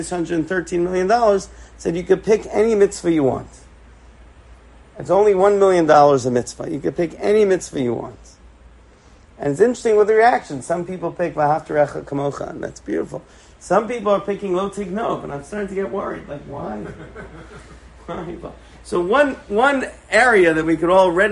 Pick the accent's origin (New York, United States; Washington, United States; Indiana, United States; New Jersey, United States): New York, United States; New York City; I grew up in Forest Hills in Queens, a couple of blocks away from my grandparents.